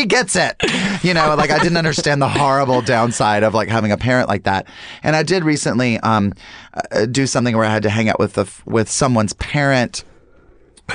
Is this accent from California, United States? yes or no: no; North Carolina, United States; now in Los Angeles, United States; as a Southerner and like moving out